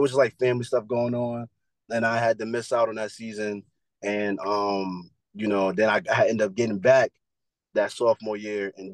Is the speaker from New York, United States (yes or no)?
yes; New York City, New York, United States; moved away as an adult; I'm from Brooklyn, New York